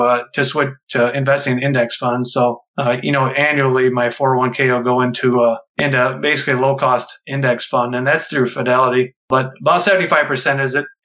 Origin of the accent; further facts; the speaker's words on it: Midwest, United States; I grew up in the Midwest